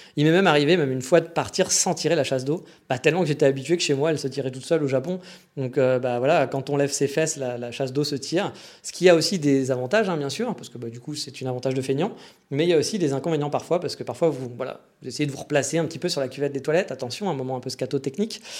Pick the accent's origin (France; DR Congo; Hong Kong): France; accent: French; moved away; also born or lived in Japan; malgré mon accent avec lequel on m'identifie au bout de 4 millisecondes, en tant que Français